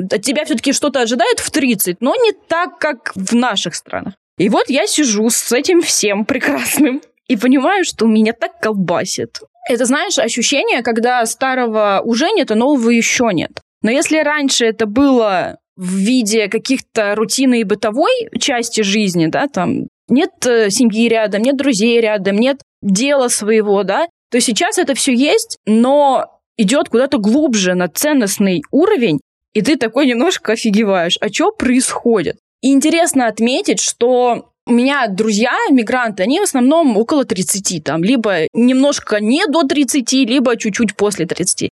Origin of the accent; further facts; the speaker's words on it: Tomsk, Tomsk Oblast, Russia; moved away as an adult; я сама из Томска, и я переехала, мне было 22 года